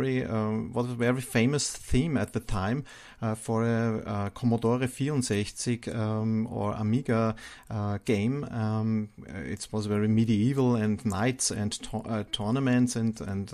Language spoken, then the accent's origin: English; Austria; growing up in Austria, Europe, where I live